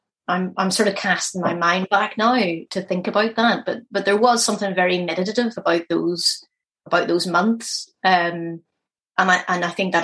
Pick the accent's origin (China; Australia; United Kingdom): United Kingdom; Belfast, Northern Ireland; that's my hometown.